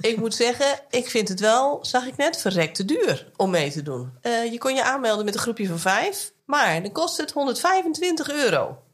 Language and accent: Dutch; Nijkerk, Gelderland, Netherlands; now in Kollum, Netherlands; ik woon natuurlijk nu in Kolm in Friesland. Ja, ik ben gewoon opgegroeid met uh, eh, ABN. Toen ik jong was, kende ik niet heel veel mensen die echt plat Nijkerks praten.